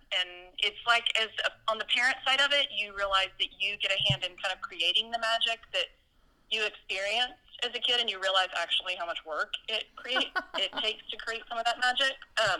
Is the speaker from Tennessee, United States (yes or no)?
no; Morgan Mill, Texas, United States; I grew up mostly in a tiny town, just a few hours from here called Morgan Mill, Texas. About 300 people.